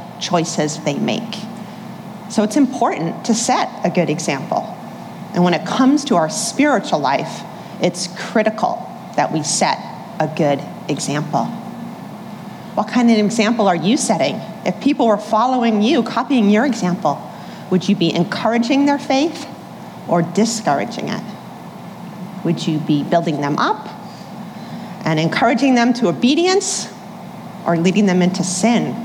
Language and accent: English; Boston, Massachusetts, United States; moved away; I'm from Boston, originally born and raised